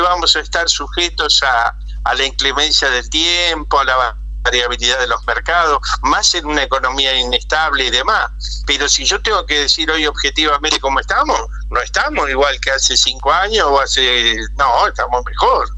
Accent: Argentina; moved away; nos reflejamos los argentinos

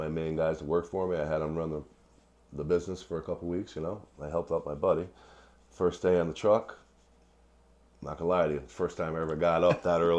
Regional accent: Wallingford, Connecticut, United States; I'm originally from Wallingford. My family itself is originally from New Haven area. Okay. And I've been a lifelong resident of Wallingford, Connecticut for, unfortunately, 51 years now.

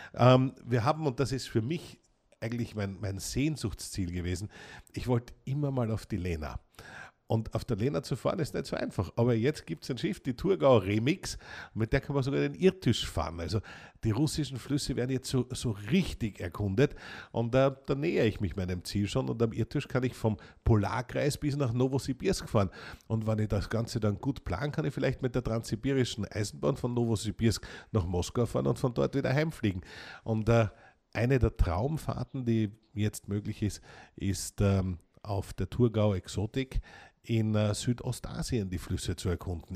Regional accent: Austria; ich bin ja echter Österreicher

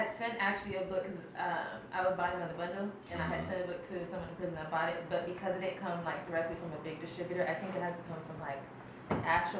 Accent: Harbor area, California, United States; I'm 29. I grew up in the Harbor area

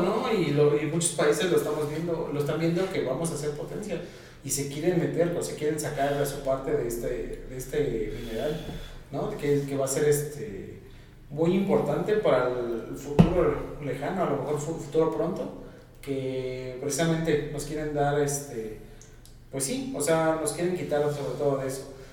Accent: Mexico

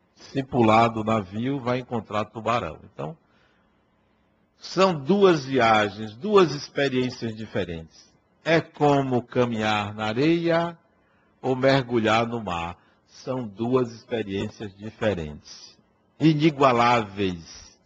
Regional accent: Acajutiba, Bahia, Brazil; lá na cidade de Acajutiba, onde eu nasci

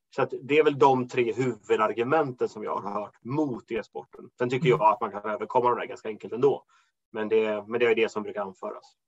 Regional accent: Småland, Sweden; moved away; hem till Småland där jag kommer ifrån

